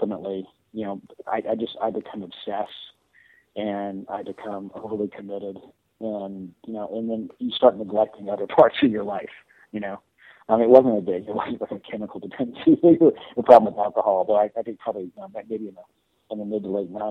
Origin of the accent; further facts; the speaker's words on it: Florida, United States; moved away as an adult; also born or lived in New York; I'm actually from Florida, so I moved home